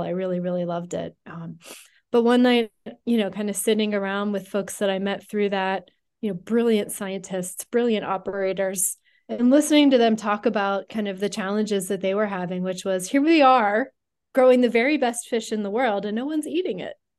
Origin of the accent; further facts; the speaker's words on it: Western Pennsylvania, United States; I grew up in Western Pennsylvania.